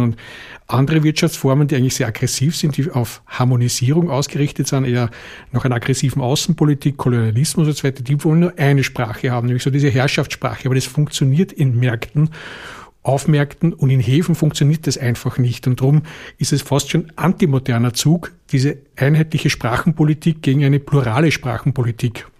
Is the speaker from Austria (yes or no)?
yes; Vienna, Austria; accent: Viennese; first language Viennese German; Ich habe ja als Wiener Proletarierkind